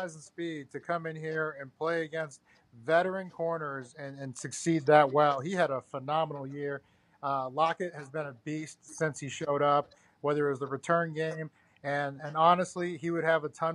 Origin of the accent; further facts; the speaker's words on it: East Coast, United States; I grew up on the East Coast.